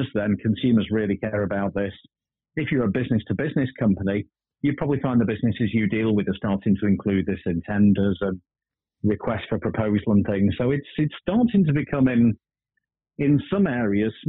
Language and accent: English; Blackpool, North West England, United Kingdom; I'm from Blackpool